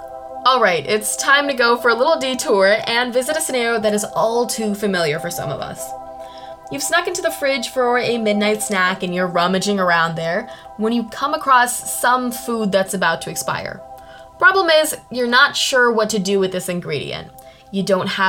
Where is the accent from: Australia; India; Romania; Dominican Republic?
India; I'm from India